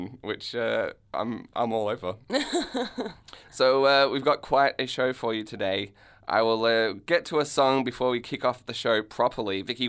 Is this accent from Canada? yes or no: yes; Canada; now in Melbourne, Australia; I'm a Canadian myself, or at least, you know, Canadian citizen, which I feel counts. And so it's like, well, how often do you get to see an ice hockey match in Melbourne?